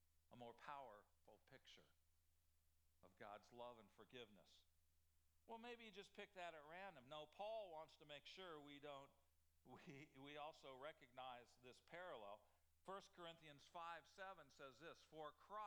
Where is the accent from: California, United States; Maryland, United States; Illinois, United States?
Illinois, United States; I grew up in Illinois